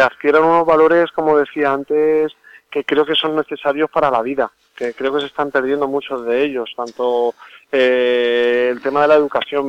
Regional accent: Albacete, Castilla-La Mancha, Spain; nuestra tierra, Albacete

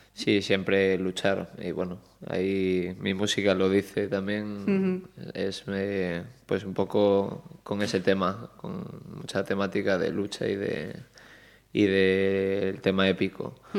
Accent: Marín, Galicia, Spain; yo nací en Marín, en, Mogor, eh, parte de mi familia es allí

